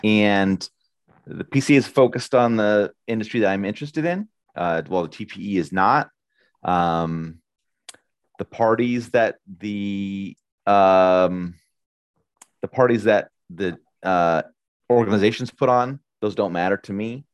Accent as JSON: {"language": "English", "country": "United States", "said": "I'm an American"}